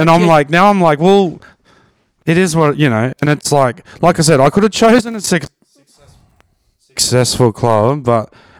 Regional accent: Brisbane, Queensland, Australia; now in Melbourne, Australia; I'm from Brizzy, so I grew up with rugby league.

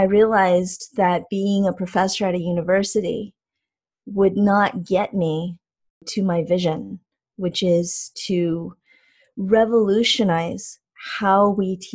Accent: California, United States; moved away as an adult; also born or lived in Maryland; I grew up in California

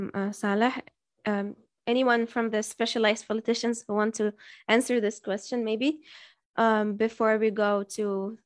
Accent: Tunisia; here in Tunisia

